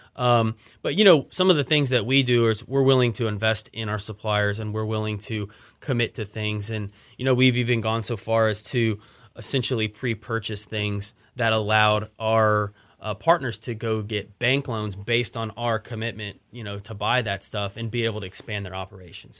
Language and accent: English; Austin, Texas, United States; moved away as an adult; also born or lived in Dallas; now in Houston, United States; I grew up in Austin